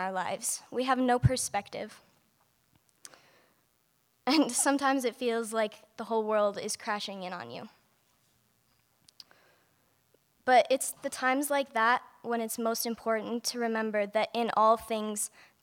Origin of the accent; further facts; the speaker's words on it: Denton, Montana, United States; I'm from Denton, Montana. I was blessed to be raised in a Christian home